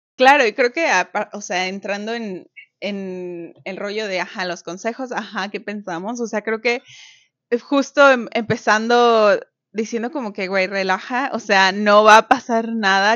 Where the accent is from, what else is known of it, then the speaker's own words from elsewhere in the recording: Mexico; now in Canada; una mexicana viviendo en Canadá.